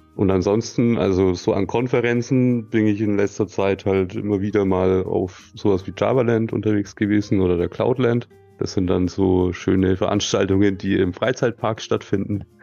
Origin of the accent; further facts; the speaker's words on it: Nuremberg, Bavaria, Germany; Das ist in meiner Heimatstadt